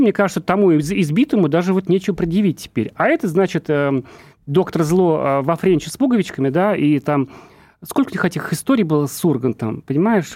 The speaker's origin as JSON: {"language": "Russian", "region": "Urals", "country": "Russia", "also_born_or_lived": "Ufa", "said": "Я сам с Урала тоже"}